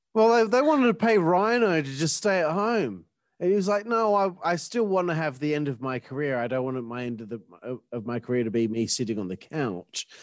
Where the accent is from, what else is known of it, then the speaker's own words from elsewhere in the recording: Australia; I'm Australian